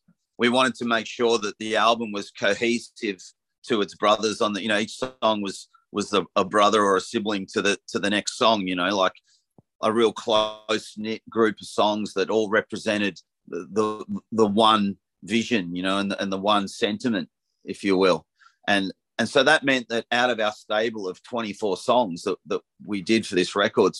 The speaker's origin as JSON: {"language": "English", "town": "Frankston", "region": "Victoria", "country": "Australia", "tie": "born or raised there", "moved": "yes", "lives_now": "Black Mountain, Australia", "said": "I was brought up in Frankston and now I live in Black Mountain in the country."}